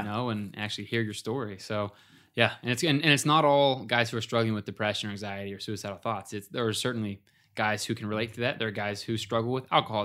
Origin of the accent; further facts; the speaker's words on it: Ohio, United States; we were buddies from growing up in Ohio